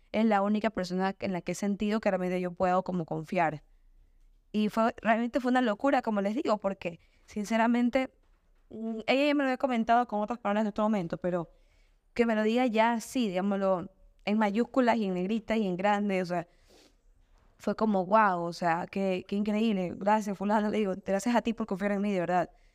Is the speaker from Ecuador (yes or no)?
yes; Guayaquil, Guayas, Ecuador; yo soy ecuatoriana, yo soy oaxaca, yo soy Guayaquil